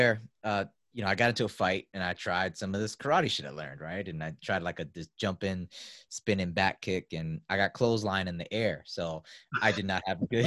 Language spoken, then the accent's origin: English; New York City, New York, United States; I grew up in South Bronx in New York City.